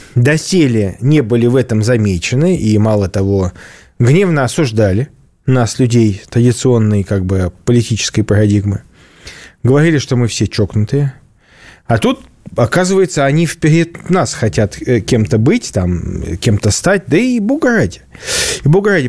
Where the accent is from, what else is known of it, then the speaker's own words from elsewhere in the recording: Saint Petersburg, Russia; я как петербуржец